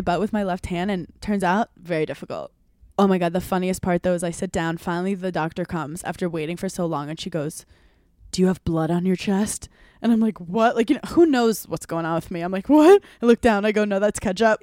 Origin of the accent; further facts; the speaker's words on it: New York, United States; as a New Yorker